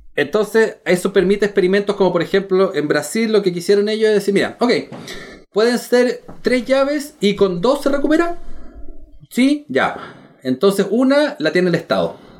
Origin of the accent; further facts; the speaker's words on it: Chile; soy chileno